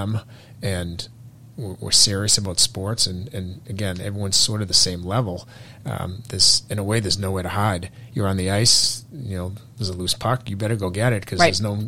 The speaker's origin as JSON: {"language": "English", "town": "Burlington", "region": "Massachusetts", "country": "United States", "tie": "born or raised there", "said": "I grew up in Burlington, so I'm local."}